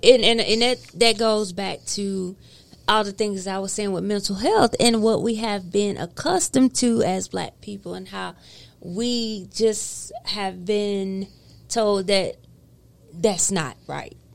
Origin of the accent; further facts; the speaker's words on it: the South, United States; I'm from the South.